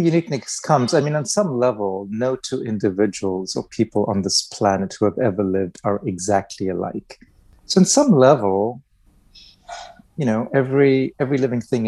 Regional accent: India; moved away; also born or lived in England; I'm originally from India, so I have family in India and Pakistan who are quite conservative

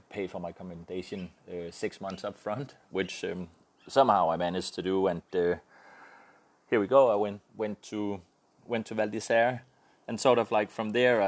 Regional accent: Denmark; I'm from Denmark

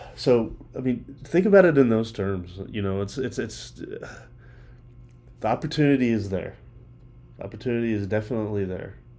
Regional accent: Texas, United States; it's my home state of Texas, or at least a part of it that I live

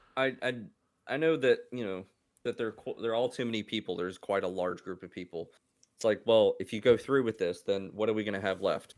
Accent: United States; me being an American

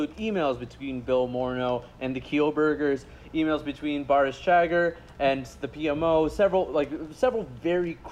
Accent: Windsor, Ontario, Canada; my hometown, Windsor, Ontario

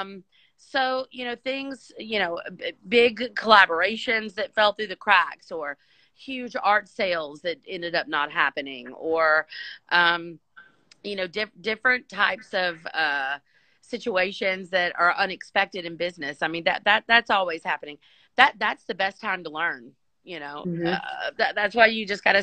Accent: United States; being an American entrepreneur with that blood running through my veins

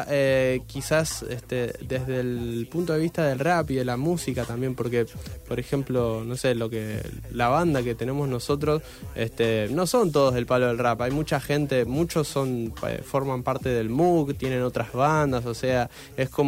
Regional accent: Rosario, Santa Fe, Argentina; se puede hacer eh, algo con esto de, la música siendo rosarino, este, como no, hace falta caer en, solo en Buenos Aires

